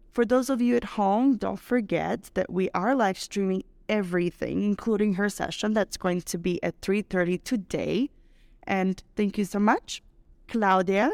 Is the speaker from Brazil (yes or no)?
yes; Brazil; now in Mexico; I'm Brazilian